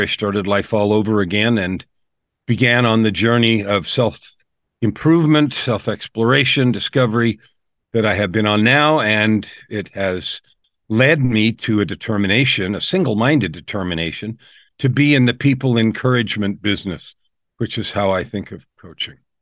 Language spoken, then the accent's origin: English; San Francisco, California, United States; also born or lived in Phoenix, Arizona; now in Edmonton, Canada; I was born in San Francisco